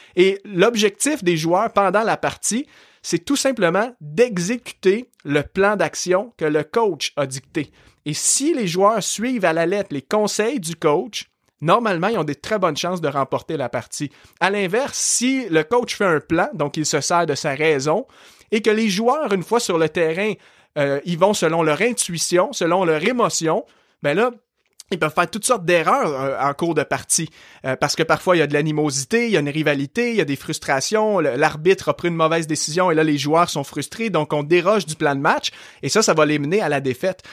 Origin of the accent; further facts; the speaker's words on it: Saint-Hyacinthe, Quebec, Canada; accent: Québécois; also born or lived in Montreal region; now in Montreal, Canada; je suis québécois. Euh, aujourd'hui, j'habite dans la région de Montréal, mais à la base, moi, je suis né en campagne et d'une région où est-ce que justement les gens au Québec ont un très fort accent. La, ville de Saint-Hyacinthe